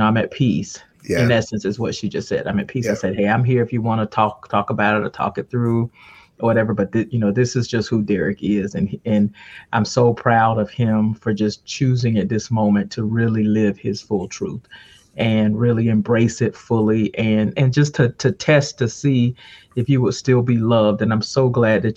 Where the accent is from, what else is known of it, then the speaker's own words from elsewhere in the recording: Ocala, Florida, United States; I grew up in Ocala, Florida